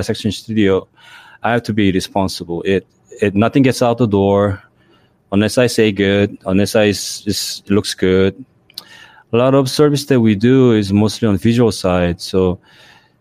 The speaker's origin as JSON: {"language": "English", "country": "South Korea", "tie": "born or raised there", "second_language": "English", "moved": "yes", "lives_now": "Los Angeles, United States", "said": "I was born in Korea, but I came to the States late 80s"}